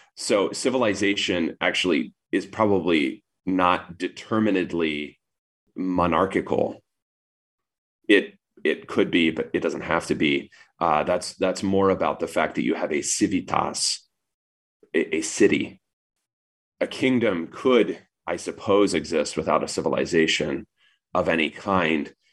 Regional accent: United States; You live here. I was born here

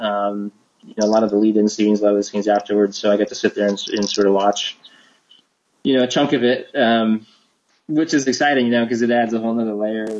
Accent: Seattle, Washington, United States; moved away as an adult; now in Los Angeles, United States; I moved down to LA from Seattle, which is where I'm from

